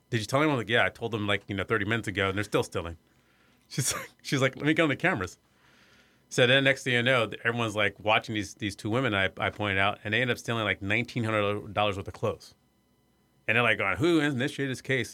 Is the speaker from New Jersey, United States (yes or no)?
no; Iowa, United States; moved away; I grew up in Iowa. I was the first black person to graduate from my high school